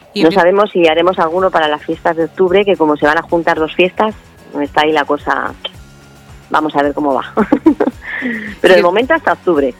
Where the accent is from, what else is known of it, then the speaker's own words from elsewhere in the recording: Valdemoro, Community of Madrid, Spain; also born or lived in Alcorcón; yo soy de Valdemoro